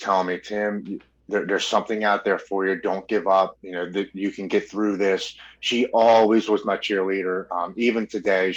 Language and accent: English; Baltimore, Maryland, United States; I was born and raised in Baltimore, Maryland.